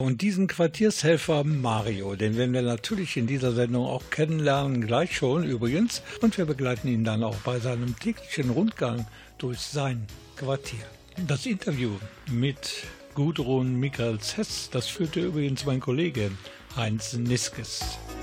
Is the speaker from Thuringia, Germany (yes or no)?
no; Krefeld, North Rhine-Westphalia, Germany; ich komme ebenfalls aus Krefelds Südbezug